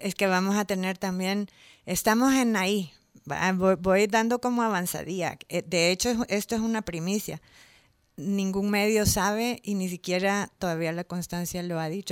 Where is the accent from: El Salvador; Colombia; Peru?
El Salvador; moved away as an adult; also born or lived in Mexico City; yo soy salvadoreña, nací en el centro ginecológico, crecí aquí, mis papás son de aquí